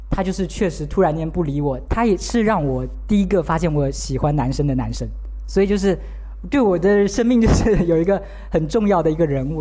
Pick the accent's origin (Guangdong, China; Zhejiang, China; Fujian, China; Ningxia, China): Fujian, China; 我是个福建人啊